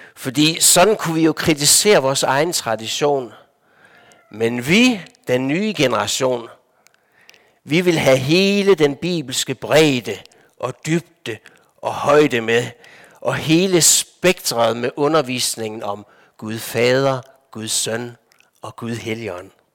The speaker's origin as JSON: {"language": "Danish", "country": "Denmark", "tie": "born or raised there", "also_born_or_lived": "Copenhagen / Lofoten", "moved": "as an adult", "said": "Jeg er vokset op i Danmark"}